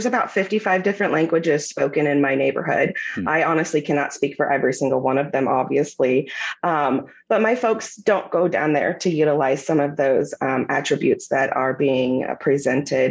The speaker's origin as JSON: {"language": "English", "town": "Kansas City", "region": "Missouri", "country": "United States", "tie": "born or raised there", "said": "I'm born and raised in Kansas City, Missouri"}